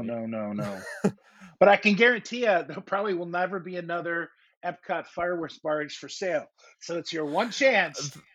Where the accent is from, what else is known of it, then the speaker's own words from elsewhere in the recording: Chicago, Illinois, United States; I grew up in the Chicago area